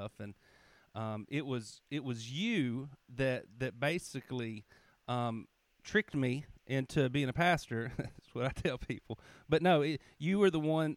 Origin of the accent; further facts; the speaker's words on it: United States; the Russellville Church, which is near my hometown